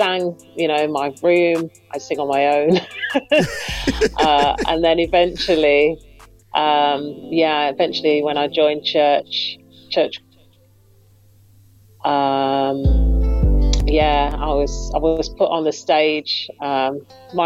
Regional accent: Birmingham, West Midlands, United Kingdom; I'm from Birmingham. I'm a Birmingham girl.

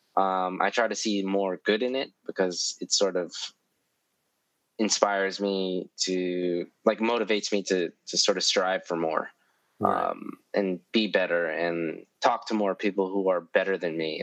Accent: New York City, New York, United States; I grew up in East Harlem. Uh, like my childhood was all in East Harlem

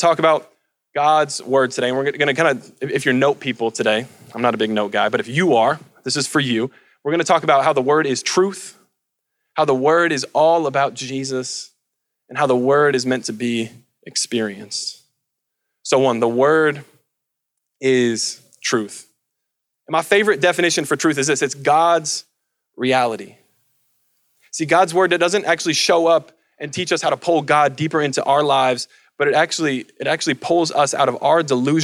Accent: Colorado, United States; the mountains that I grew up with in Colorado

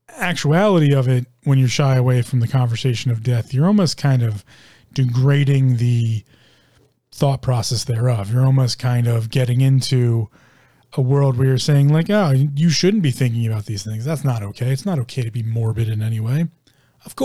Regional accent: United States; me being an American

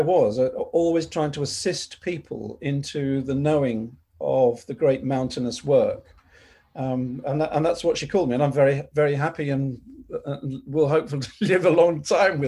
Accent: London, United Kingdom; I grew up in North London with my mum and dad

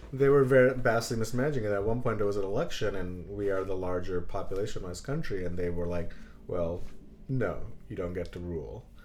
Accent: Belgium; born there; Oh, by the way, I was born in Belgium.

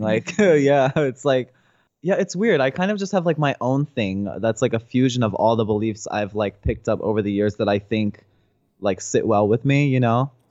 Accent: New Jersey, United States; moved away as an adult; also born or lived in San Francisco; now in Los Angeles, United States; I'm from New Jersey

